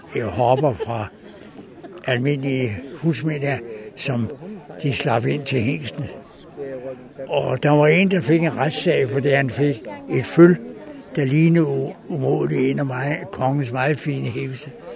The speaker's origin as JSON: {"language": "Danish", "town": "Ejlstrup", "region": "Capital Region of Denmark", "country": "Denmark", "tie": "born or raised there", "said": "jeg er barnefødt i Ejlstrup"}